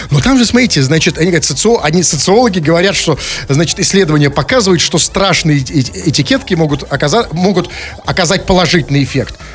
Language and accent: Russian; Saint Petersburg, Russia; Потому что вот что мы, петербуржцы, простые, не экономические петербуржцы, что мы до этого знали о экономическом форуме в Петербурге?